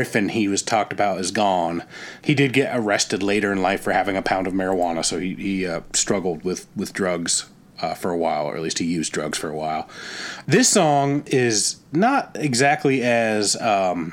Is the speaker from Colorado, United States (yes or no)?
yes; Colorado, United States; I'm from Colorado